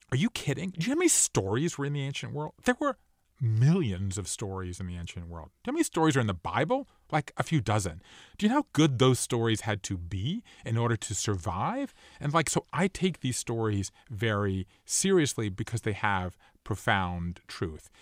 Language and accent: English; Savannah, Georgia, United States; I grew up in Savannah, Georgia